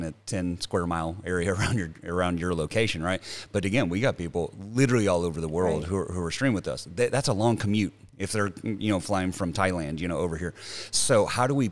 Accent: the South, United States; moved away as an adult; I come from the South

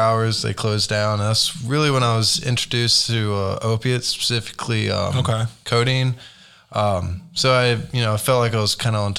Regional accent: Beaufort, North Carolina, United States; moved away as an adult; now in Oklahoma City, United States; I was born in North Carolina, grew up on the Crystal Coast, Beaufort specifically, small little beach town.

